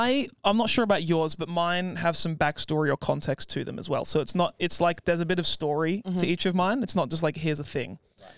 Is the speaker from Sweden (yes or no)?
no; England, United Kingdom; I'm from England.